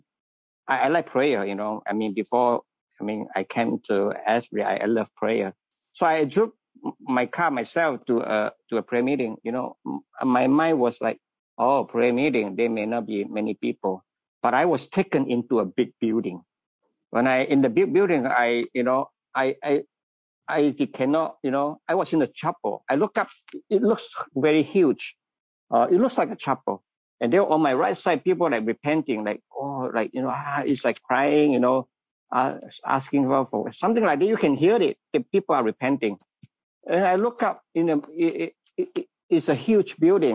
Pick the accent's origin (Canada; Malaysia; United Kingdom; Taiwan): Malaysia; moved away as an adult; now in Wilmore, Kentucky, United States; I am from Malaysia.